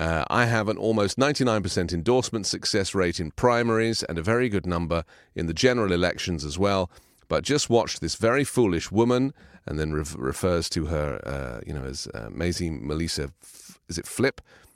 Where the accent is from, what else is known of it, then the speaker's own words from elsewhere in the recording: England, United Kingdom; Because, you know, I remember growing up in England, where the only way you could get your personal opinion published was by writing a letter to the Times newspaper